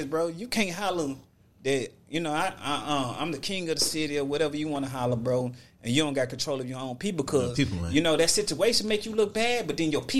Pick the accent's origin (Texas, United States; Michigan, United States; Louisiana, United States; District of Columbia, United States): Texas, United States; I'm from Texas.